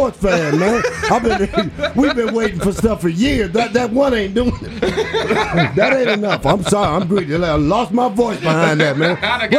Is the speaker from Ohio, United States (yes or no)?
yes; Cleveland, Ohio, United States; Yeah. I'm from Cleveland, man.